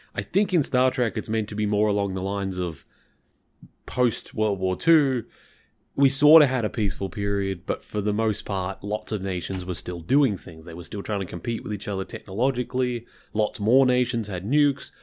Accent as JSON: {"language": "English", "region": "Victoria", "country": "Australia", "said": "I'm from Victoria, which is the, well, southernmost state."}